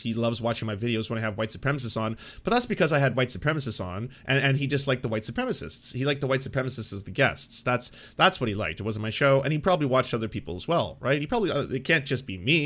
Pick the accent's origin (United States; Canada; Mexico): Canada; as a Canadian